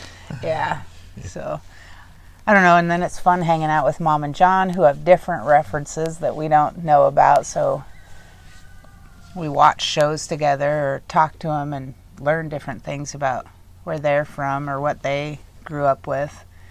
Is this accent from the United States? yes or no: yes; Juneau, Alaska, United States; moved away; when I grew up in Juneau